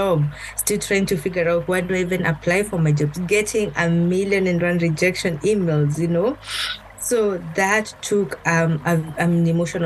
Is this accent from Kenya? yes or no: yes; Kenya; moved away as an adult; now in United States; I was born and brought up in Kenya, my whole life